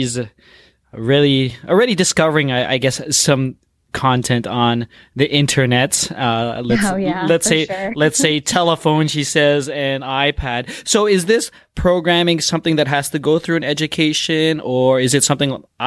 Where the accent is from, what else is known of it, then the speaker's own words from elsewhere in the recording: Mississauga, Ontario, Canada; I am from Mississauga as well, Amy, so that's grown and raised there